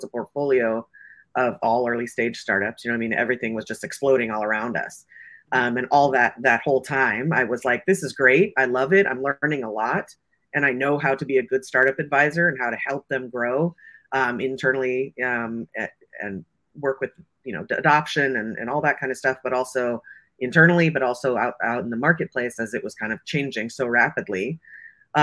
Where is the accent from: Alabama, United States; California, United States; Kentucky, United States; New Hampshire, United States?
California, United States; Silicon Valley; I grew up here in Silicon Valley.